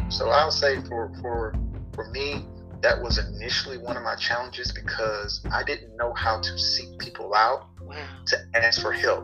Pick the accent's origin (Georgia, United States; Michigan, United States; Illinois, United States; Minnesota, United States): Georgia, United States; Atlanta; moved away; I come from Atlanta